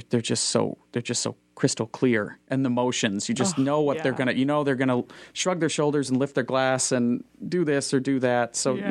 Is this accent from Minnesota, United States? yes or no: yes; Moorhead, Minnesota, United States; I grew up in Fargo, Moorhead. And the schools there are fantastic. So I went to Moorhead Public High School